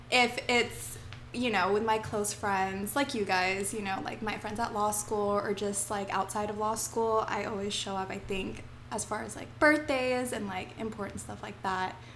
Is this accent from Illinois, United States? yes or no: no; Las Vegas, Nevada, United States; also born or lived in California; Um, I was born in California and lived there for about three years. And then I moved to Las Vegas and been here ever since. So it's pretty much my home.